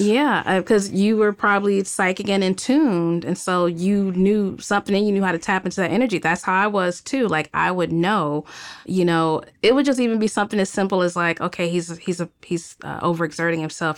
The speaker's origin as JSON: {"language": "English", "town": "Cleveland", "region": "Ohio", "country": "United States", "tie": "born or raised there", "also_born_or_lived": "Greensboro, Alabama / Miami, Florida", "moved": "as an adult", "lives_now": "Los Angeles, United States", "said": "I'm growing up in Cleveland, Ohio, and, um, I left, uh, probably in two thousand three"}